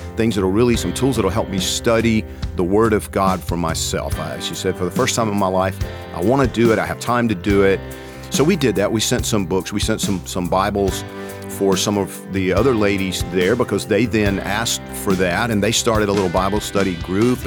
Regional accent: Georgia, United States; I'm from Georgia.

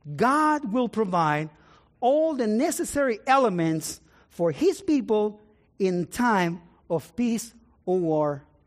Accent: San Juan, Puerto Rico; moved away; I was born in Puerto Rico, in the city of San Juan

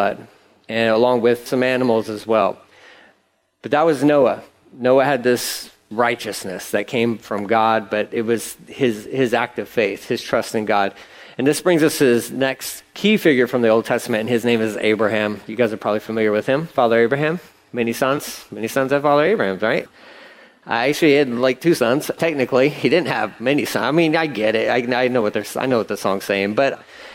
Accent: Angleton, Texas, United States; I grew up in Angleton. I know Angleton. Angleton's a small town

